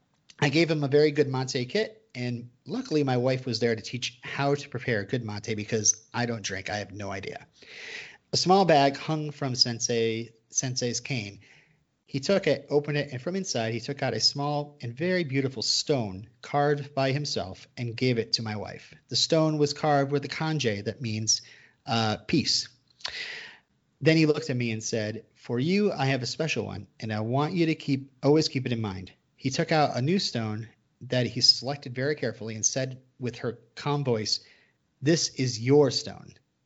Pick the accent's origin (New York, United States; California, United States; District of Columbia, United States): California, United States; San Francisco; born there; I don't even have an accent. I was born here in San Francisco.